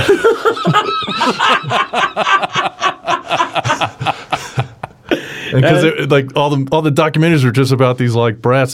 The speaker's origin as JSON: {"language": "English", "town": "Denver", "region": "Colorado", "country": "United States", "tie": "born or raised there", "moved": "as an adult", "lives_now": "New York, United States", "said": "I felt like a stranger in my hometown"}